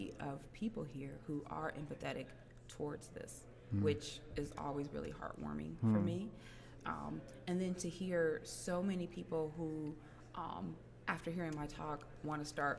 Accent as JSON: {"language": "English", "town": "Cleveland", "region": "Ohio", "country": "United States", "said": "Cleveland, Ohio."}